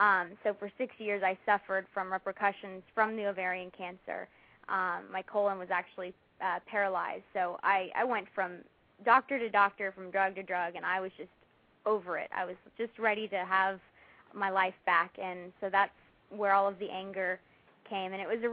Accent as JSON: {"language": "English", "town": "Dallas", "region": "Texas", "country": "United States", "tie": "born or raised there", "said": "I went back to my hometown of Dallas, Texas, and had it done there."}